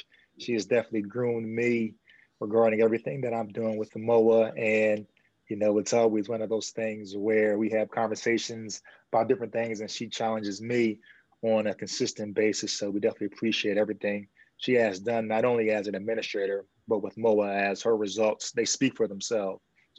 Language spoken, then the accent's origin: English; Philadelphia, Pennsylvania, United States; I'm from Philadelphia.